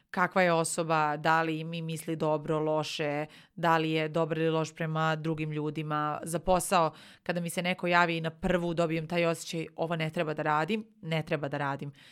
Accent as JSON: {"language": "Croatian", "town": "Nova Pazova", "region": "Vojvodina", "country": "Serbia", "said": "A, a ja sam inače iz Nove Pazove. Nova Pazova ima 30.000 stanovnika."}